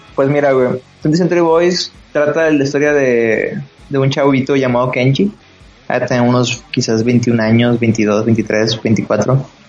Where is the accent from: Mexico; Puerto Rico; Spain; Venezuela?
Mexico; yo como, como niño mexicano